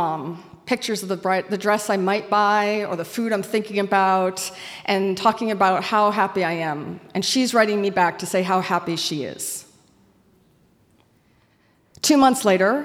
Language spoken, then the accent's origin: English; Auburn, Maine, United States; moved away; I was born in Auburn. I grew up here and then later returned to work.